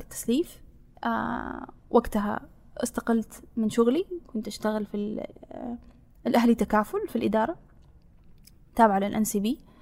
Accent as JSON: {"language": "Arabic", "country": "Saudi Arabia", "said": "أنا مو كبنت كسعوديه"}